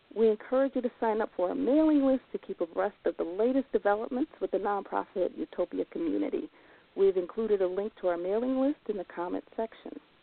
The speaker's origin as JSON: {"language": "English", "town": "Chicago", "region": "Illinois", "country": "United States", "said": "I'm from North Lawndale"}